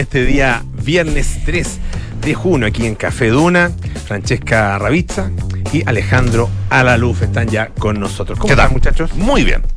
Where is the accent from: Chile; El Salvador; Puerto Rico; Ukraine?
Chile; yo venía de Chile